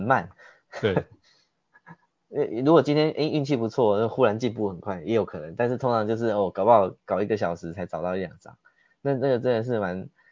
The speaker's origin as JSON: {"language": "Chinese", "country": "Taiwan", "said": "我们是台湾来的"}